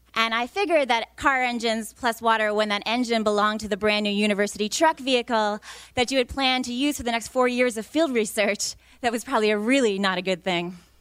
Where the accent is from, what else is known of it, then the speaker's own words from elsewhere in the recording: New York, United States; moved away; I'm from New York originally